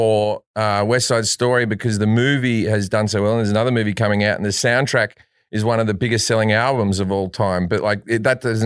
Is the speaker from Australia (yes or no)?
yes; Australia; being Australian.